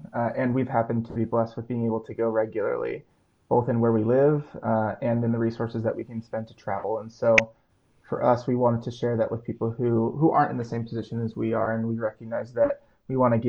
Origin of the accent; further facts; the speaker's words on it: Southern California, United States; I grew up in Southern California